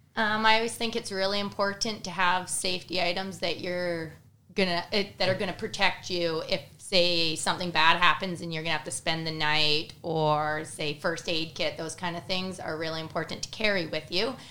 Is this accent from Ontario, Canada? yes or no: no; Cranbrook, British Columbia, Canada; I am from Cranbrook, British Columbia